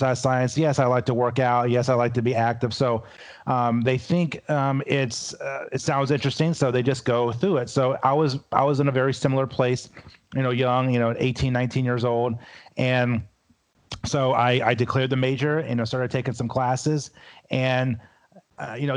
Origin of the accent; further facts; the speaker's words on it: Louisville, Kentucky, United States; I'm originally from Louisville, Kentucky